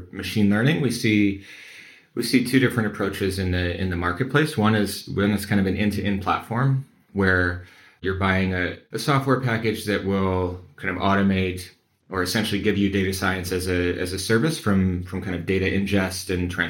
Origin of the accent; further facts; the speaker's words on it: Midwest, United States; I'm from the Midwest, the heartland of America